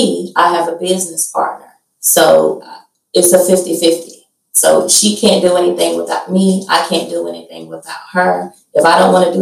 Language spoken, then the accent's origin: English; Huntsville, Alabama, United States; I'm from Huntsville, Alabama. I'm 35 years old. I was born and raised here